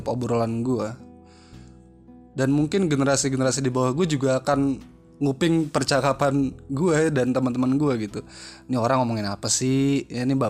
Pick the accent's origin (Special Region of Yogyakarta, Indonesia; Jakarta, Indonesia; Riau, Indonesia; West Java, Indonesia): Jakarta, Indonesia; also born or lived in East Java; karena gue gede di Jakarta ya makanya gue paham gitu ya tapi harusnya gue lama di Jawa Timur harusnya gue juga paham dong